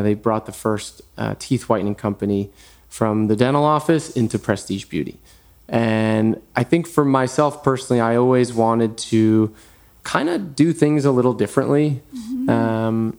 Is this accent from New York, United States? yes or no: yes; New York, United States; moved away as an adult; also born or lived in Manhattan; now in Los Angeles, United States; I was born in New York, born and raised